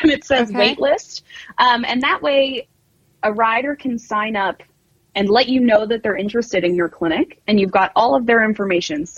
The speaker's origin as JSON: {"language": "English", "area": "just north of Manhattan", "region": "New York", "country": "United States", "tie": "born or raised there", "also_born_or_lived": "Vermont / Virginia", "moved": "as an adult", "said": "I grew up in New York, just north of Manhattan, and I fox hunted and I did pony club as a kid"}